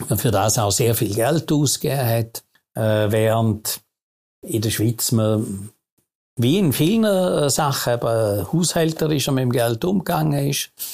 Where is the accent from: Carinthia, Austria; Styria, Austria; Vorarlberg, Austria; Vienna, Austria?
Vorarlberg, Austria; moved away as an adult; now in Switzerland; als gebürtiger Vorarlberger